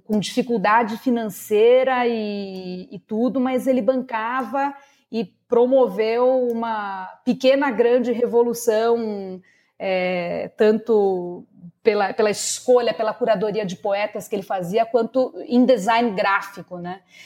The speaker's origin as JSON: {"language": "Portuguese", "region": "São Paulo", "country": "Brazil", "tie": "born or raised there", "said": "Eu sou paulistana, nascida e criada na zona norte de São Paulo"}